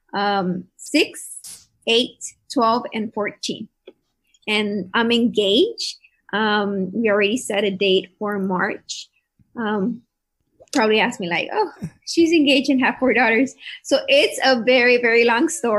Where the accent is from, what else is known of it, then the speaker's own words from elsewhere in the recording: Calexico, California, United States; also born or lived in Brawley, California / Salinas, Monterey County, California; I was born in Brawley, and then I went to field sailing for like kinder and first grade. Then I went to second grade on Jefferson, then Dual, then De Anza